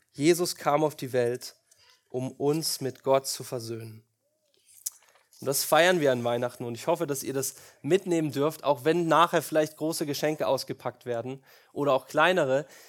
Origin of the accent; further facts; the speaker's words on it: Germany; wir Deutschen